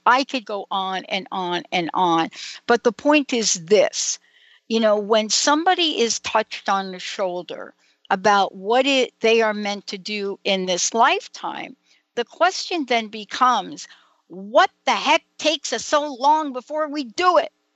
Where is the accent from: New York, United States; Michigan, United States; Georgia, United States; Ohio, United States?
New York, United States; New York City; now in Seattle, United States; I was born in the Bronx, New York, in St. Francis Hospital